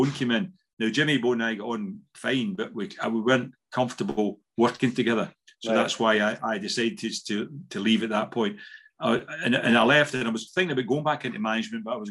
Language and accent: English; Scotland, United Kingdom; moved away as an adult; also born or lived in Ayrshire / Switzerland / Austria; I wanted to come back to Scotland at that time when the family were back here